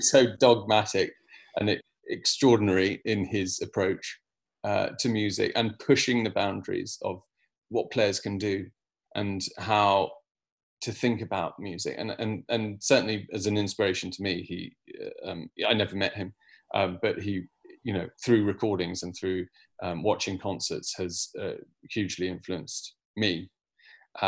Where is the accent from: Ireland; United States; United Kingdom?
United Kingdom; as a British conductor